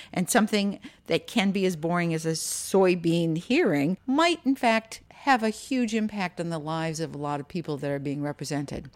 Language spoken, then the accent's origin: English; Minneapolis, Minnesota, United States; now in Virginia, United States; I grew up in Minneapolis